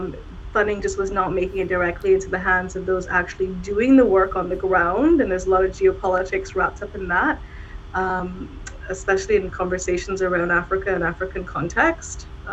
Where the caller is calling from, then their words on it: Ottawa, Ontario, Canada; I'm calling in from Ottawa, which is the unceded territory of the Algonquin and Anishinaabe. I'm in Ottawa.